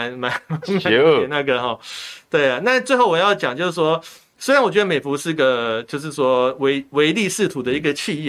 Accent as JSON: {"language": "Chinese", "country": "Taiwan", "said": "我也是台湾人，毛家健也是台湾人，我们台湾人缴台湾的税，监督台湾总统是。"}